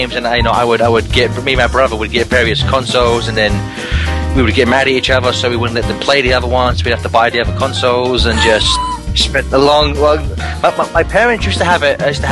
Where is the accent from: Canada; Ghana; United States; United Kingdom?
United Kingdom; I am British